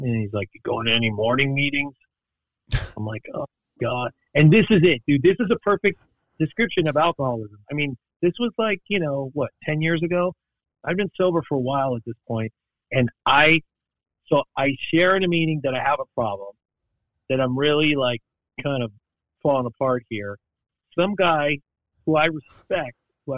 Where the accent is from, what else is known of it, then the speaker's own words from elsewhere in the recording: Los Angeles, California, United States; I grew up in Hollywood